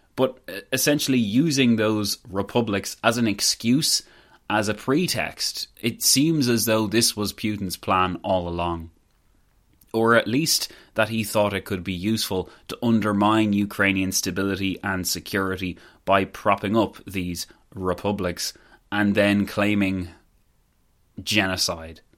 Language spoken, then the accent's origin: English; Ireland; I guess I'm not Irish